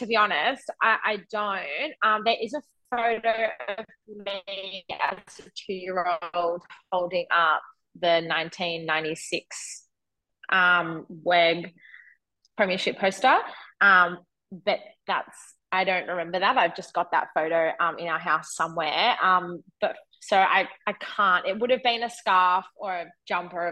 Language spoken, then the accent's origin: English; Melbourne, Victoria, Australia; moved away; now being back in Melbourne